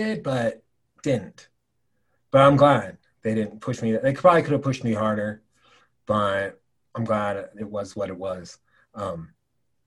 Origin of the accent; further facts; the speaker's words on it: Oregon, United States; moved away as an adult; now in Wyoming, United States; Growing up in Oregon, University of Oregon was probably my first choice